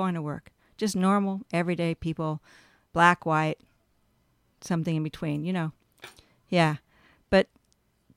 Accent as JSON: {"language": "English", "region": "California", "country": "United States", "tie": "born or raised there", "also_born_or_lived": "Texas / Manhattan, New York"}